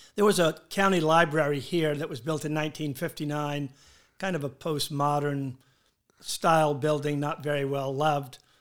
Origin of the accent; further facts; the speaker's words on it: Charleston, South Carolina, United States